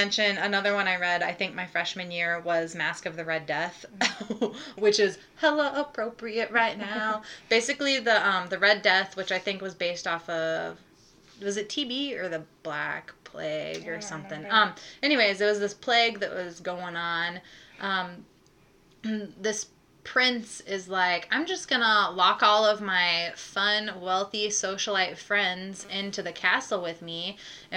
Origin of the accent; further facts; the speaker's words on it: Plymouth, Illinois, United States; my hometown of Plymouth, Illinois, which is 600 people